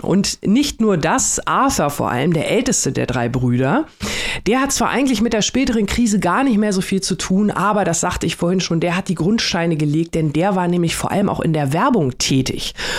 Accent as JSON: {"language": "German", "country": "Germany", "said": "bei uns in Deutschland"}